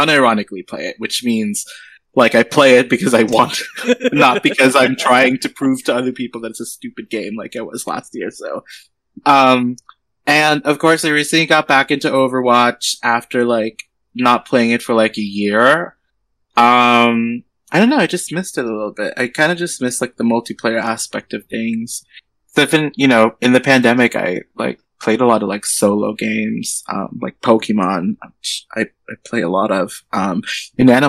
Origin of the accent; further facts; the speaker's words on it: San Francisco, California, United States; I'm 25. I'm from San Francisco